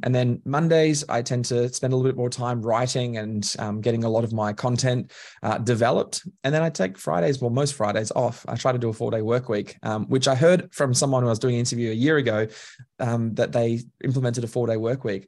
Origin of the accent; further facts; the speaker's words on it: Queensland, Australia; now in Melbourne, Australia; I describe myself as Queenslander by birth, Melbourneian by choice